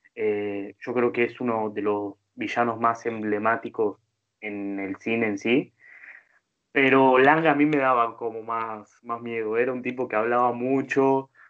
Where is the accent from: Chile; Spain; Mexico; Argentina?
Argentina; siendo argentino